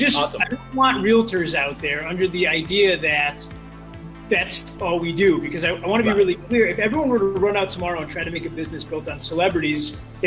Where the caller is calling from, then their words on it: Detroit, Michigan, United States; I'm in Detroit, Michigan today.